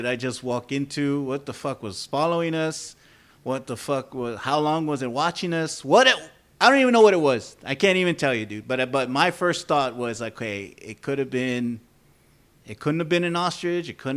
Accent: San Antonio, Texas, United States; We're from San Antonio. We're Hispanic

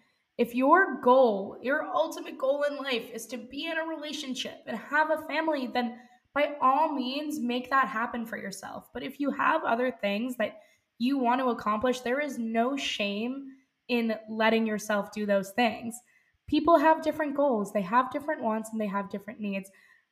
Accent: India; I'm Indian, and in India, it's totally normal to have things like arranged marriages.

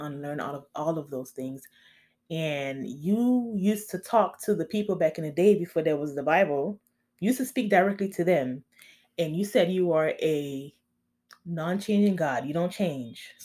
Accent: Miami, Florida, United States; I'm from Miami, and I know the hoods of the hoods.

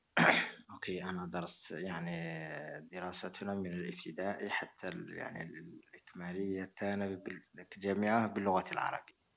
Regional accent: Chlef, Chlef Province, Algeria; أنا ازددت في مدينة الأصنام التي هي حاليا شلف وكبرت

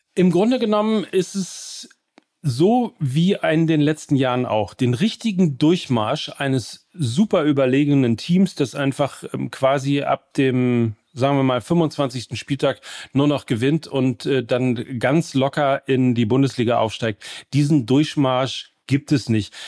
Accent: Gütersloh, North Rhine-Westphalia, Germany; Gütersloh meine Heimatstadt

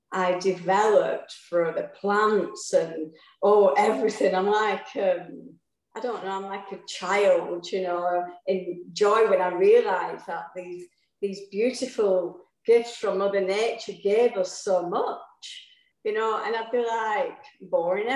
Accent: England, United Kingdom; I was brought up in England, which everybody can hear.

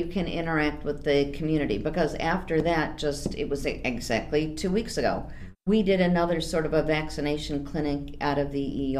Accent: Hoffman Estates, Illinois, United States; also born or lived in Chicago, Illinois; now in Aurora, United States; I was born in Chicago, okay. The Company of Mary Hospital. I was raised in Hoffman Estates. Huh? Moved to Aurora back in 1983.

